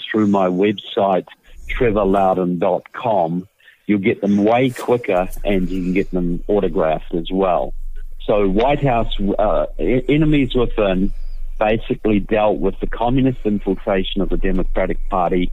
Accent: New Zealand; moved away as an adult; now in United States; I'm from New Zealand, as you will tell by my accent. I have a southern accent. Deep Southern, and I've been living in the United States for several years.

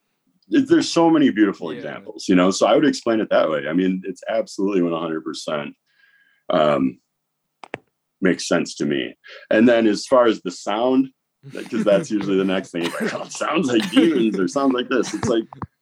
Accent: Wisconsin, United States; I grew up in Wisconsin, so that's what Wisconsin kids

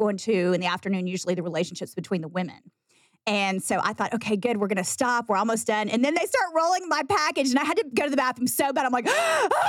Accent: Texas, United States; just scream louder that we're from Texas.

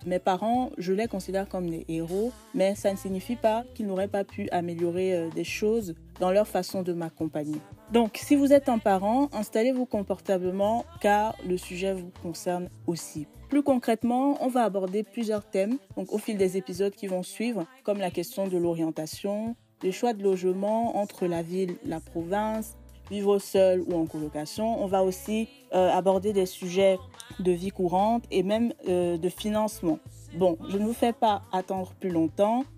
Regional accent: Cameroon; moved away as an adult; now in France; je suis une Camerounaise vivant actuellement en France

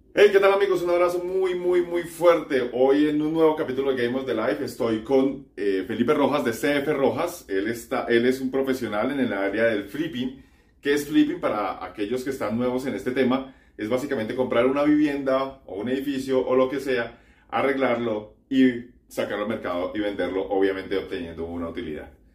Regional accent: Colombia; lo digo como colombiano

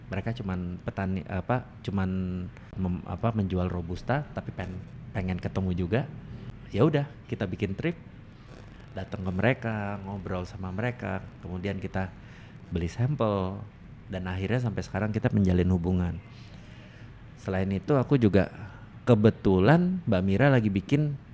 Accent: Banyuwangi, East Java, Indonesia; Aku itu dari Banyuwangi, Mas.

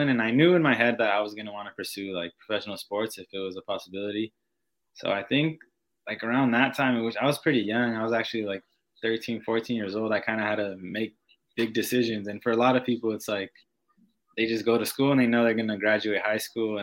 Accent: San Diego, California, United States; moved away as an adult; now in Madison, United States; I was actually with San Diego Loyal, like in my hometown

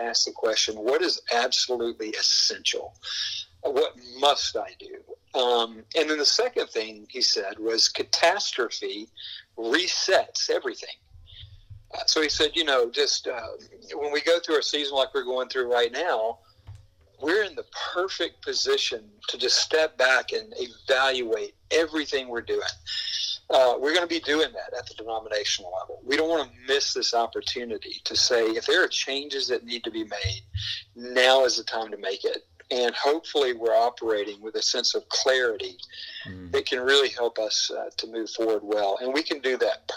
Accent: the South, United States; I was born and bred in the South

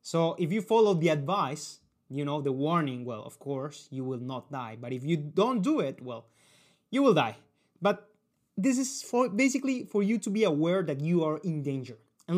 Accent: Colombia; they are typical, and they are from the culture I come from Colombia.

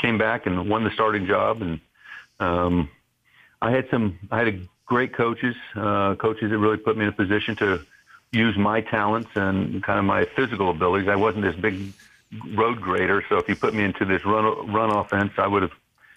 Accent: Albany, Georgia, United States; moved away; I was just this chubby little kid growing up in Southwest Georgia and Albany, Georgia.

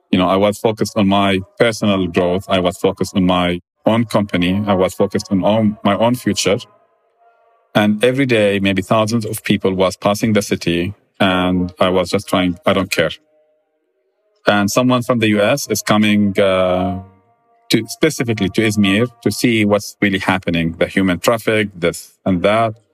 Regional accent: Jordan; Like growing up in Jordan, my grandmother had a lot of uh, humanitarian work

